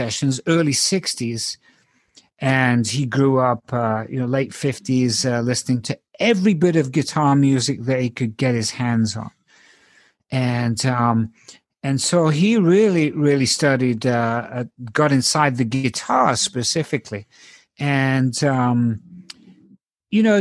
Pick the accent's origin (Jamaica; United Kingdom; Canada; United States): United Kingdom; England; moved away; I grew up in England and all my informative musical years were over there